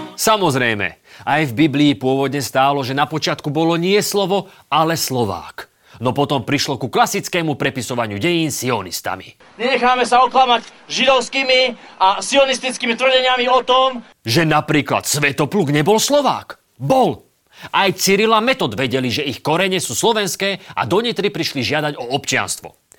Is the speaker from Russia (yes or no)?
yes; Russia; moved away; Som rodinný Rus. Takmer, takmer celý život som spravil v Rusku